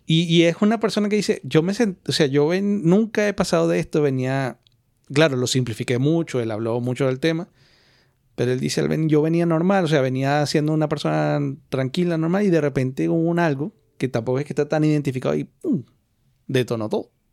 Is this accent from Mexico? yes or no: no; Venezuela; now in Spain; ni siquiera como latinos, como venezolanos